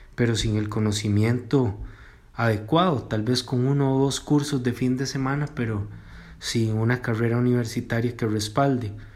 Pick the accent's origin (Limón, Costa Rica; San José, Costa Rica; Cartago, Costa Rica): Cartago, Costa Rica; soy de Cartago